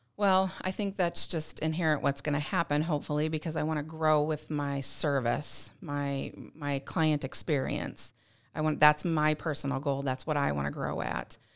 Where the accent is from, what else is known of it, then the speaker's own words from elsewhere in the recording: St. Louis, Missouri, United States; moved away; I'm from Missouri originally, from Saint Louis area